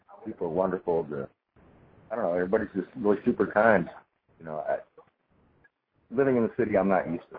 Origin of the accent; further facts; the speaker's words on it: Dallas, Texas, United States; Dallas got here Sunday night.